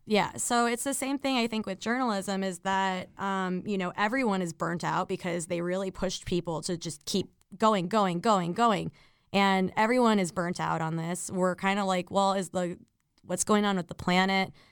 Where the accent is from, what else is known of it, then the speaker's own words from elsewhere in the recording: Miami, Florida, United States; also born or lived in Chicago; now in New York, United States; I was born in Miami, Florida, and I was raised by, like, retired, like, New York Jewish people